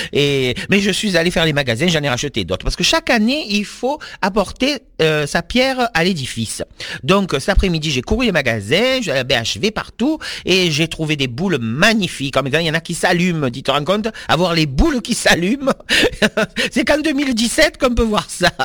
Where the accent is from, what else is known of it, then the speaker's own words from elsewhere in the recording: the South, south of France, France; moi je suis du Sud